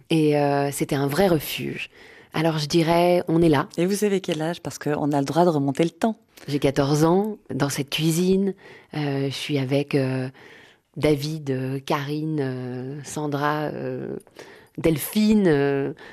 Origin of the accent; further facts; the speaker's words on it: Paris, Île-de-France, France; Je vais vous emmener au 110 rue du Faubourg Poissonnière. C'est là où j'ai grandi. C'était l'appartement de mes parents.